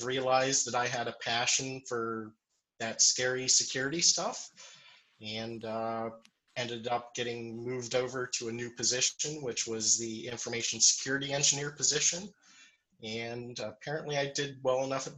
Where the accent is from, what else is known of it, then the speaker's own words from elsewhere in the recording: Meadville, Pennsylvania, United States; also born or lived in Pittsburgh, Pennsylvania; I'm originally from Meadville, Pennsylvania, so about an hour north of here.